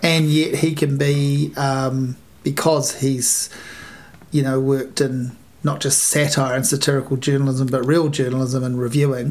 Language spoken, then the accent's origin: English; Hastings, Hawke's Bay, New Zealand; I grew up in Hastings